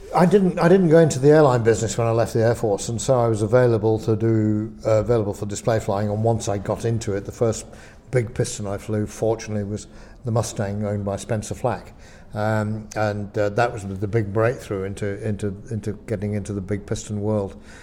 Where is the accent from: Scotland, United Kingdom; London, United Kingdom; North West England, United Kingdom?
North West England, United Kingdom; Lancashire; moved away as an adult; I come from Lancashire